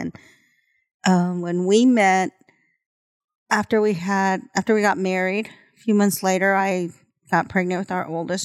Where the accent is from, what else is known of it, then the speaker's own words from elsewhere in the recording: El Paso, Texas, United States; now in Stillwater, United States; I grew up in El Paso.